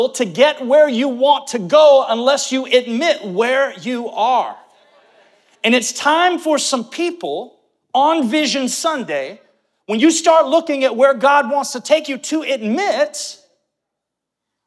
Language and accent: English; St. Cloud, Florida, United States; When I was growing up and mom and dad started this church, now you have to remember, there was not a Walmart in St. Cloud